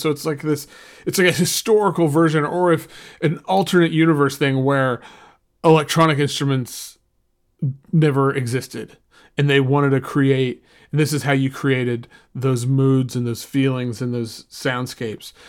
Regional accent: Oklahoma, United States; I grew up in Oklahoma

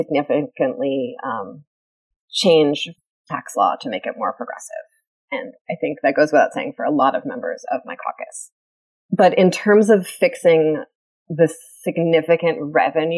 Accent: United States; now in Vermont, United States; I grew up in the New York area

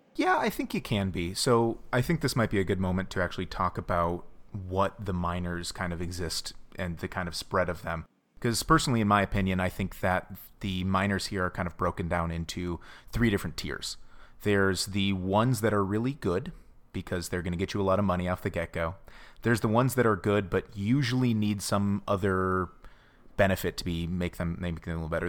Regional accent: United States; silly American

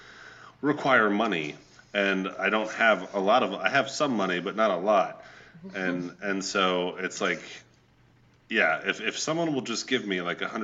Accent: Atlanta, Georgia, United States; also born or lived in Tennessee; I was born in Tennessee, raised in Atlanta, Georgia, and its suburbs

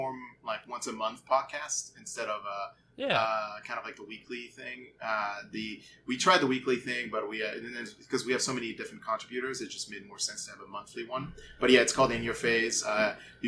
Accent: United States; growing up in the United States as a French guy

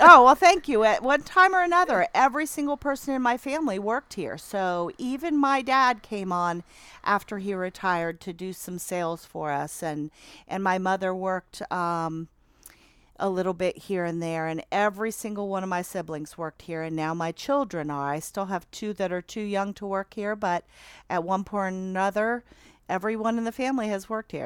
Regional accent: Athens, Ohio, United States; now in Albany, United States; I'm born and raised in Athens, um, and now live out in Albany

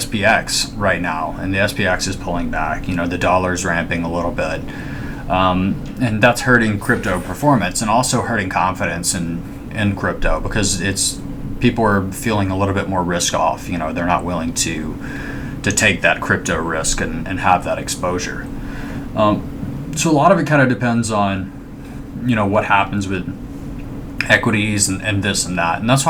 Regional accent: Alabama, United States; I'm from Alabama

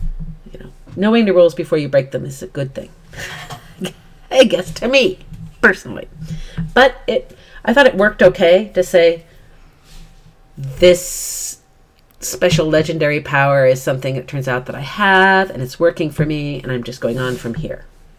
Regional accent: South Dakota, United States; We both grew up in fairly ruralish or free areas at a time point when children ran free, right? Yeah. I certainly was, because I'm from South Dakota

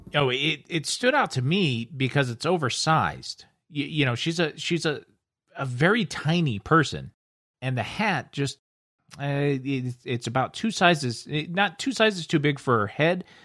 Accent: United States; I'm American

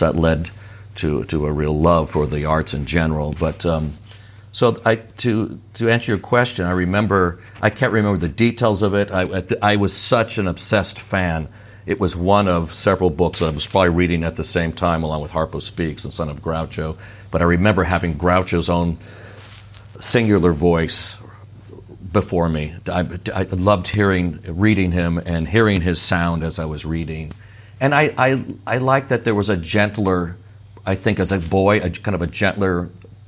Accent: Sierra Madre, California, United States; my local library where I grew up in Sierra Madre

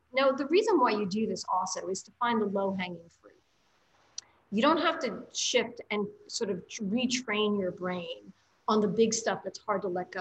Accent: New York City, New York, United States; as a New Yorker

